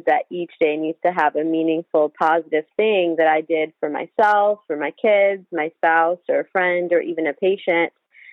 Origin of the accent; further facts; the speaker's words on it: Michigan, United States; also born or lived in India; now in Houston, United States; I was raised in Michigan